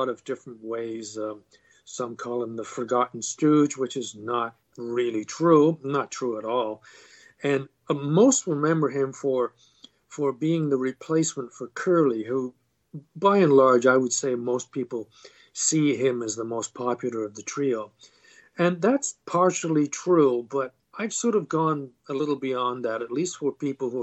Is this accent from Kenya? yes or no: no; Canada; also born or lived in London, England; I was born in London, England, moved to Canada when I was very young, and I've been here ever since